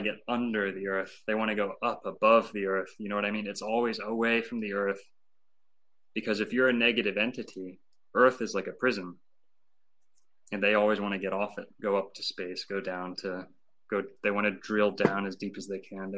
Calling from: Lake Worth, Florida, United States; And I'm speaking from the Dancing Elephant down in Lake Worth, Florida.

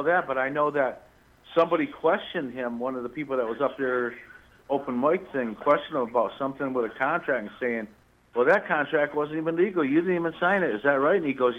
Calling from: Rome, New York, United States; Yeah, I'm calling from Rome, New York. That's where I am.

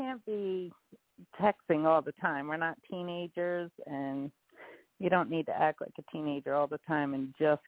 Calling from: Dallas, Texas, United States; I'm calling from Dallas, Texas, actually.

